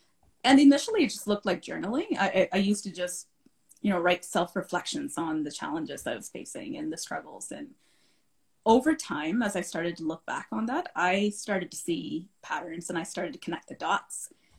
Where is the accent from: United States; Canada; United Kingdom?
Canada; Calgary, Alberta; also born or lived in India / Saudi Arabia; I'm a proud Calgarian. I've lived in this beautiful city since I was 15 years old. And prior to that, I was born in India, lived in India for a little bit, and then my family moved to Saudi Arabia.